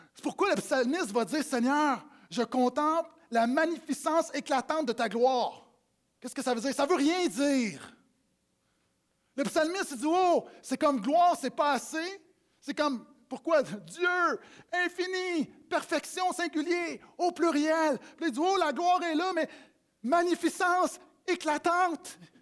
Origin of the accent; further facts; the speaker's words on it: Quebec, Canada; quand j'étais petit, des parties à Noël où, quand les matantes arrivaient et les mononcles parlaient en bon québécois